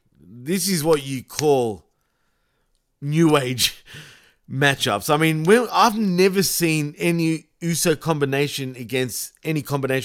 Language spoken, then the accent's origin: English; Melbourne, Victoria, Australia; accent: Australian; yes, I'm Australian. Yes, I've got an Australian accent